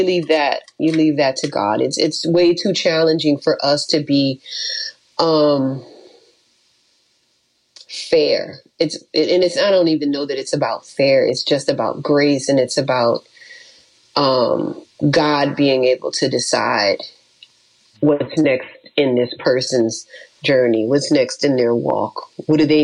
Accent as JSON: {"language": "English", "town": "New Orleans", "region": "Louisiana", "country": "United States", "said": "I'm from New Orleans"}